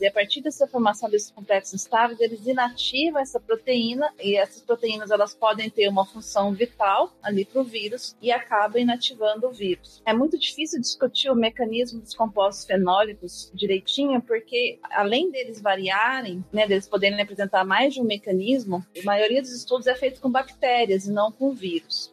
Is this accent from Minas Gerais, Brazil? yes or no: yes; Botelhos, Minas Gerais, Brazil; moved away; eu sou mineira, eu sou de sou do, do sul de Minas, de Botelho, chama cidade, fica perto de Poço de Caldas